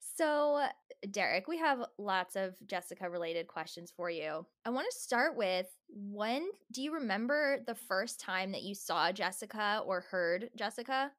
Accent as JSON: {"language": "English", "region": "New Jersey", "country": "United States", "said": "I'm from New Jersey"}